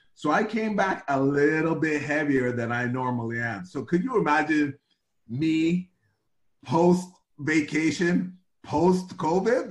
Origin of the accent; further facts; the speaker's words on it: Toronto, Ontario, Canada; this snotty nosed kid from Rexdale who had no money